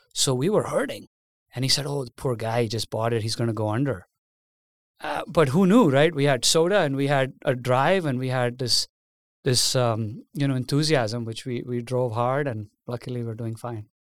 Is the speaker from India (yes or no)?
yes; India; moved away as an adult; now in United States; I was born and raised in India